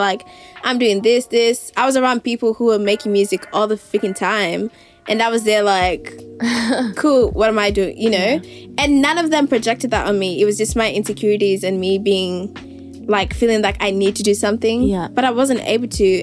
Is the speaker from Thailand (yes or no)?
no; Nairobi, Kenya; now in Melbourne, Australia; I was born and raised in Nairobi.